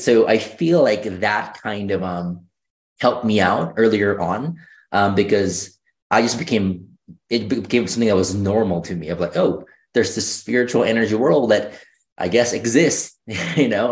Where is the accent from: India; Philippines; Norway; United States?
Philippines; moved away; I grew up in the Philippines